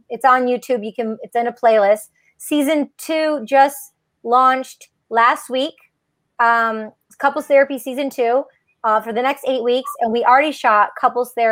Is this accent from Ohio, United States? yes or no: no; outside of Detroit, Michigan, United States; growing up outside of Detroit, Michigan.